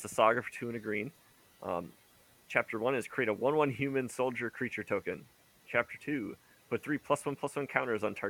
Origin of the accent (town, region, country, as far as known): United States